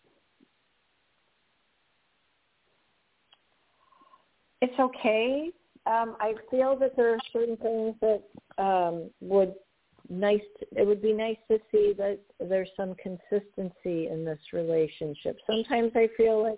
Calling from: Tampa, Florida, United States; I am calling tonight from Tampa, Florida

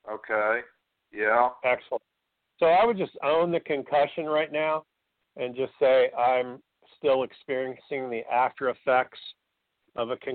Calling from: Atlanta, Georgia, United States; I'm from uh, Atlanta, Georgia.

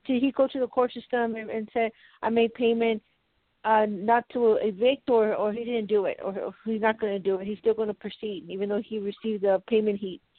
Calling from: Colorado, United States

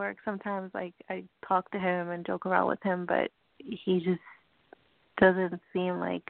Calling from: New York, United States; I'm doing good. I'm calling from New York.

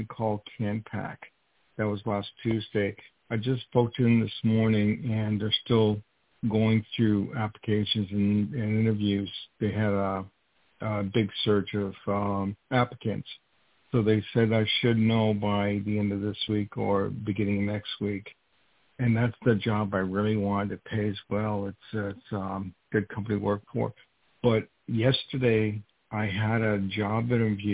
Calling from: New York, United States; I'm calling from New York

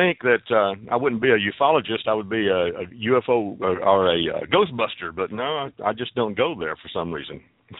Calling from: Fort Worth, Texas, United States; I'm calling from Fort Worth, Texas.

